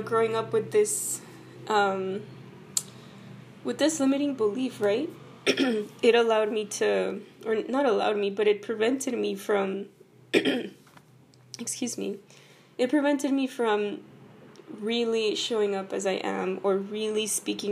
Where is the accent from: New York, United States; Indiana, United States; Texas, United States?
Texas, United States; El Paso; Both of my parents are from Mexico, and I was born and raised in El Paso, Texas